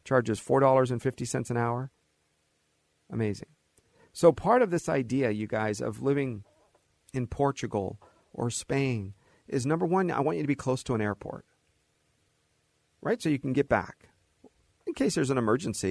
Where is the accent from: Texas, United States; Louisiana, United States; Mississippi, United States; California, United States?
California, United States; Southern